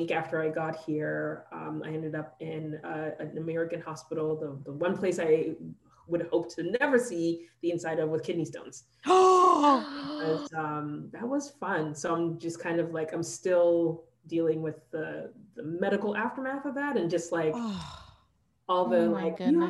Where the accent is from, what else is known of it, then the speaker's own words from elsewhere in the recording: Canada; I'm a Canadian resident